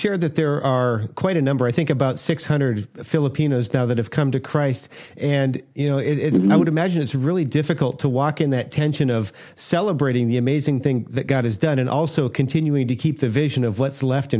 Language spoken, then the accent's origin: English; United States; as an American, sometimes I need to hear that, you know what, God does send people from other countries out into the world.